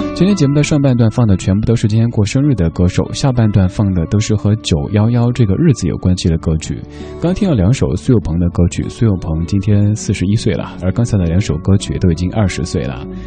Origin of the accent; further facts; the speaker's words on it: Sichuan, China; accent: Sichuanese; moved away; 用我的家乡话，四川话讲